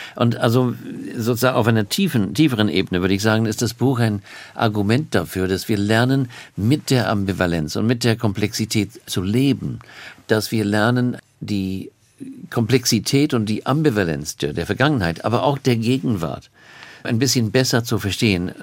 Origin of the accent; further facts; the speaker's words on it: Australia; German is a second language; now in Cambridge, United Kingdom; ich komme aus Australien